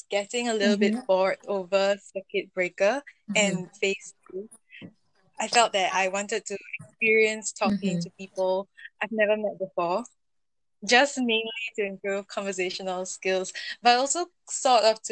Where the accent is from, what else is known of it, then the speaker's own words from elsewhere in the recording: Singapore; I have been born and bred in Singapore for the last 22 years, and I've never left this country